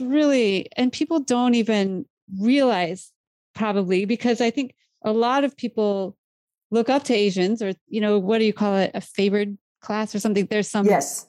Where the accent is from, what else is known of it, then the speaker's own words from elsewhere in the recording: Iowa, United States; I grew up in Iowa